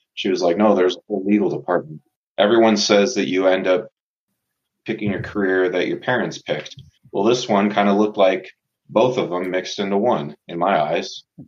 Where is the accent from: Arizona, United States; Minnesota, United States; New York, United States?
Arizona, United States; Tucson; born and raised in Tucson, Arizona.